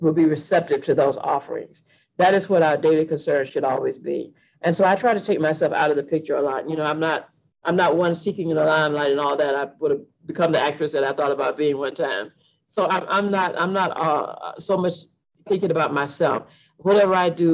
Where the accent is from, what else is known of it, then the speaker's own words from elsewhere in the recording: Atlanta, Georgia, United States; I'm from Atlanta, so I've seen this library since it opened in 1980